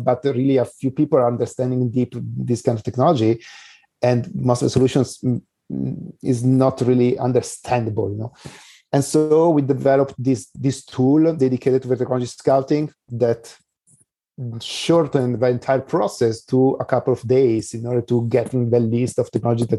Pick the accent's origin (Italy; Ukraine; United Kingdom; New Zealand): Italy; moved away as an adult; now in San Diego, United States; So I'm moving from Italy to San Diego.